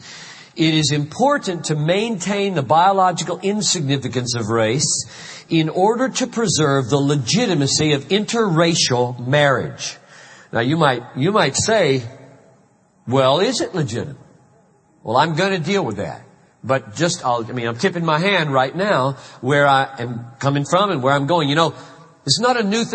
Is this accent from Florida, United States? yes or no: no; Greenville, South Carolina, United States; moved away; I grew up in Greenville, South Carolina